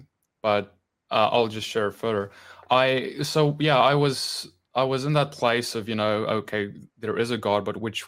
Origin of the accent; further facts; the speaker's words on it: South Africa; I grew up in the Dutch Reformed Church in South Africa